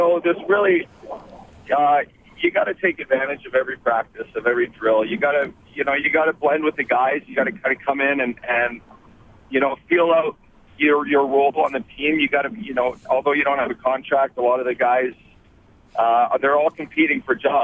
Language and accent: English; Fort McMurray, Alberta, Canada; as an Alberta kid, I grew up in Fort McMurray